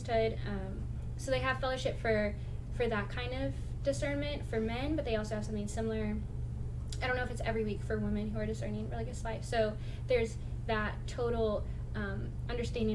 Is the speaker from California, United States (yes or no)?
no; Milwaukee, Wisconsin, United States; moved away as an adult; now in Texas, United States; the city that I grew up